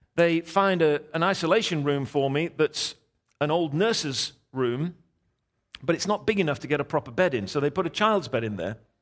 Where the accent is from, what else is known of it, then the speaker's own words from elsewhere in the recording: England, United Kingdom; I'm English